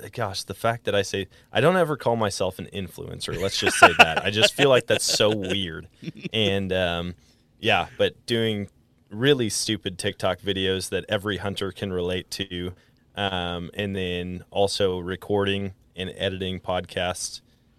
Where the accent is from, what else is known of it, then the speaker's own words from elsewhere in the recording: Wisconsin, United States; also born or lived in Colorado; now in Missouri, United States; I took 2 years out in Colorado, but was born and raised in Wisconsin. And, I've been down in Missouri for a while.